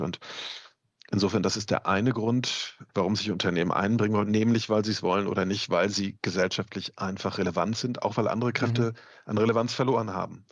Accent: Mecklenburg-Vorpommern, Germany; ich bin selber aus Ostdeutschland, ähm, komme aus Mecklenburg

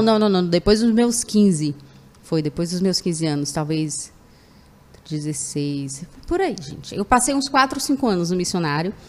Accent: Fortaleza, Ceará, Brazil; Eu sou natural de Fortaleza

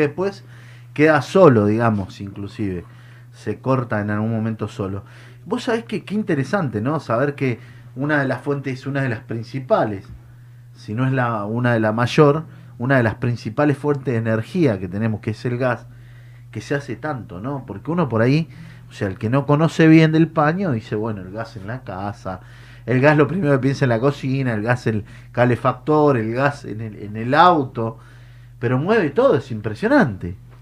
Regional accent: Mendoza, Argentina; moved away; yo vengo de Mendoza

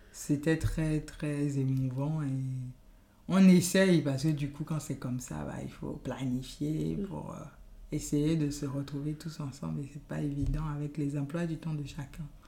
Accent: Gabon; first language Yoruba; French is a second language; moved away as an adult; also born or lived in Benin; now in France; Je suis d'origine béninoise et j'ai passé toute mon enfance et adolescence au Gabon. Et je suis en France depuis, on va dire, une quinzaine d'années.

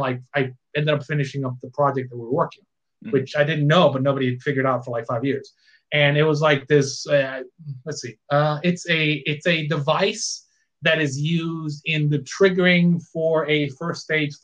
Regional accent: Puerto Rico; I grew up in Puerto Rico

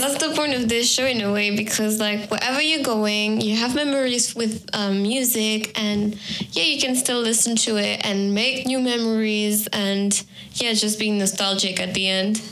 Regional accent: France; moved away; also born or lived in Peru; I'm going back to France, to my home country

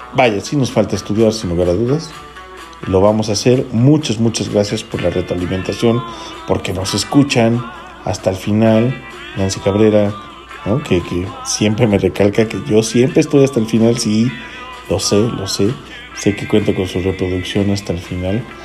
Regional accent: Federal District, Mexico City, Mexico; este comentario viene desde el Distrito Federal, saludo para mi tierra

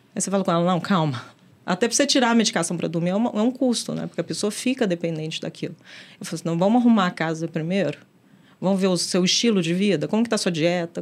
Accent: Belo Horizonte, Minas Gerais, Brazil; mineira, nascida e criada em Belo Horizonte

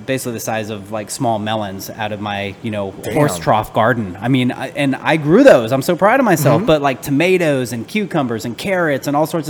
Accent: Atlanta, Georgia, United States; now in Arizona, United States; I grew up in Atlanta. I was born here, actually, but grew up in Atlanta

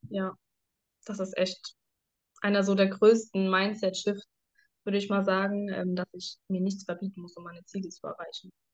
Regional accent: Germany; ich komme aus Deutschland

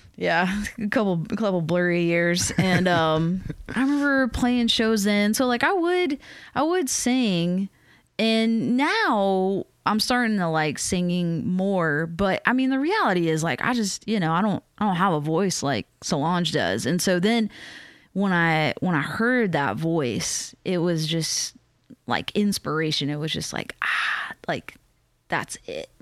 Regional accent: Matthews, North Carolina, United States; moved away as an adult; also born or lived in Richmond, Virginia / West Coast; I'm from the South. Like, I grew up in North Carolina, and then next I lived in Virginia, in Richmond

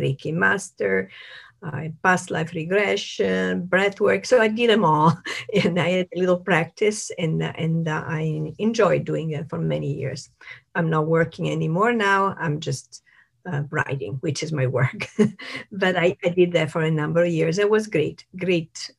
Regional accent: Italy; moved away; I'm from Italy

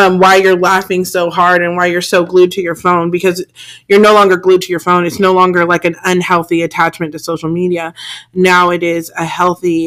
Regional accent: California, United States; I'm from California

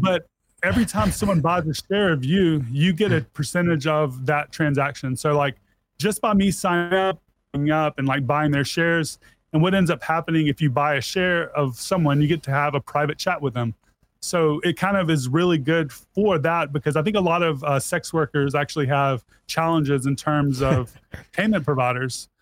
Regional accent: Mississippi, United States; I was born and raised in Mississippi

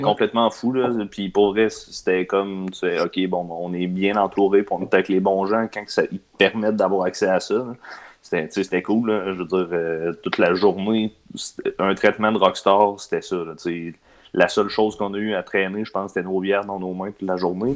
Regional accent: Quebec City, Quebec, Canada; On vient de Québec

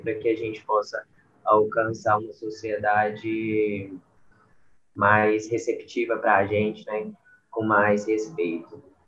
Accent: Uberlândia, Minas Gerais, Brazil; Sou de Uberlândia

